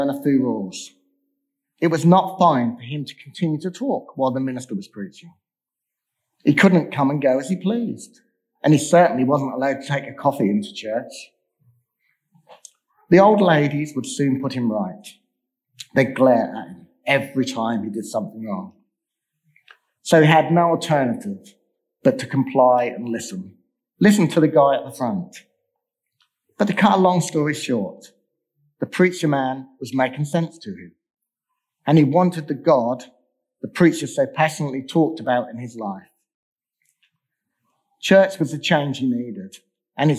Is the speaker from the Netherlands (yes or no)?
no; England, United Kingdom; I was born in England.